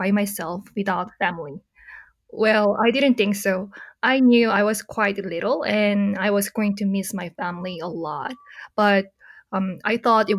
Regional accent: Seoul, South Korea; I was born in Seoul, Korea, and ever since I was little, I wanted to become a Korean diplomat

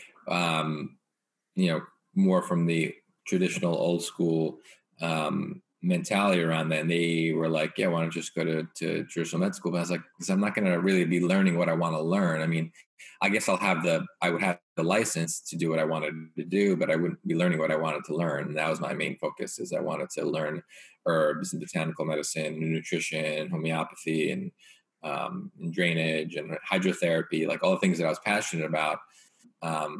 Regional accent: East Coast, United States; also born or lived in New York / Portland; growing up on the East Coast

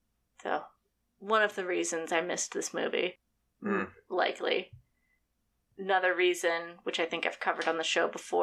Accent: United States; I'm American

